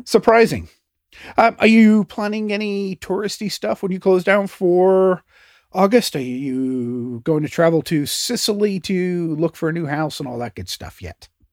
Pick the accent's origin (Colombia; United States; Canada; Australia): Canada; me being a Canadian